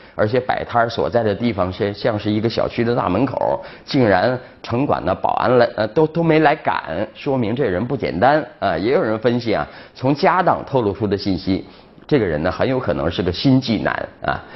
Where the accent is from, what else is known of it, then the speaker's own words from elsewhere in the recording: China; 我们中国人劝架